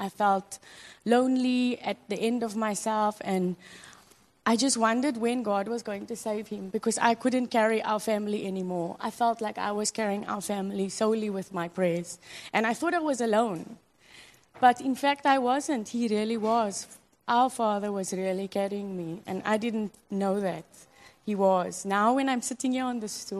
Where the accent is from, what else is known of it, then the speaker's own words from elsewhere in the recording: South Africa; moved away as an adult; now in Hong Kong; I'm from South Africa, and my husband's from Cameroon, and we met here in Hong Kong